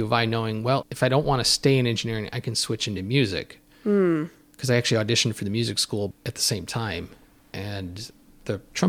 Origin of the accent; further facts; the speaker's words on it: Chicago, Illinois, United States; Growing up in Chicago, you hear all these icons of radio broadcasting